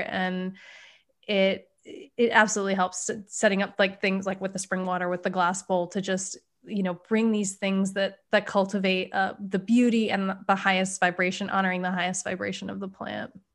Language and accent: English; East Coast, United States; now in West Coast, United States; I grew up on the East Coast